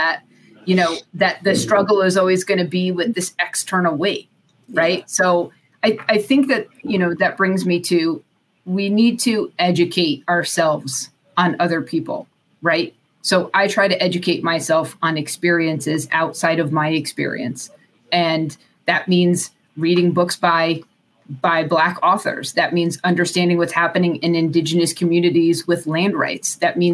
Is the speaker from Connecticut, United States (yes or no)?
yes; Connecticut, United States; I grew up in Connecticut